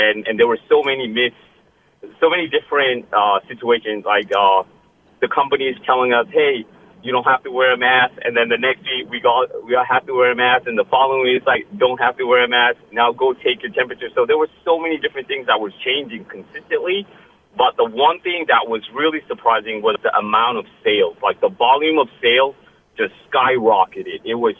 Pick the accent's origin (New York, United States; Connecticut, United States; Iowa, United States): Connecticut, United States; Glastonbury; Yes, Lucy, this is … I am from Glastonbury.